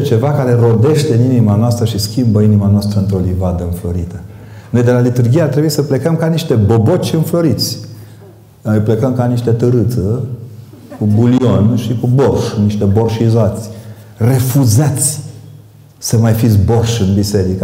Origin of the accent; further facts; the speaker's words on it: Transylvania, Romania; eu vin din Ardeal